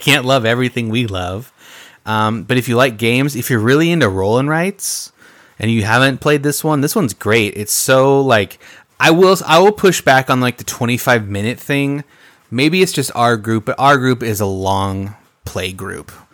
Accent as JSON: {"language": "English", "region": "Midwest", "country": "United States", "said": "we're from the Midwest"}